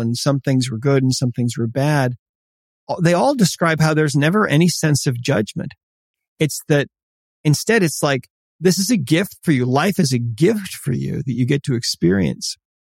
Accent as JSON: {"language": "English", "region": "Montana", "country": "United States", "also_born_or_lived": "Italy", "said": "I'm Montana."}